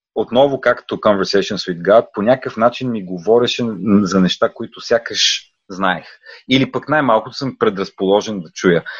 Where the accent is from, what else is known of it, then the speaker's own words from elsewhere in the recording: Bulgaria; moved away; also born or lived in Netherlands; да говорим много добре български, като българи